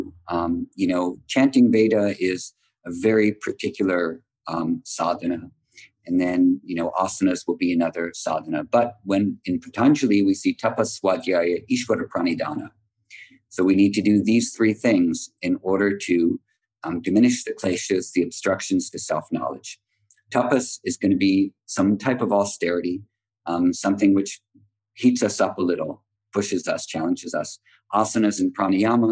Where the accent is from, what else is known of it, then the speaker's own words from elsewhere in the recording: United States; also born or lived in Mysore, India; we grew up in America